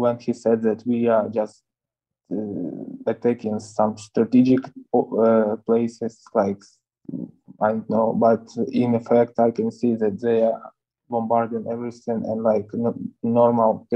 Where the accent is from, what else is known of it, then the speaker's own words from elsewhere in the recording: Ukraine; also born or lived in Russia; I was born in Russia, but I grew up in Ukraine.